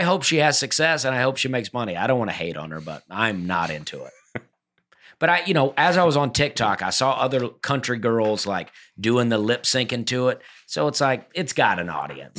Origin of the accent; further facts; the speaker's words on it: Alabama, United States; We're all from Alabama